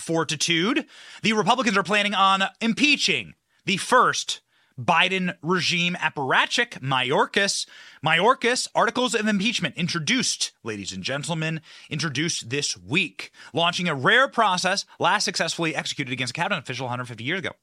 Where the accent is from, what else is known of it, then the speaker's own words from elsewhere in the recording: Iowa, United States; my home state of Iowa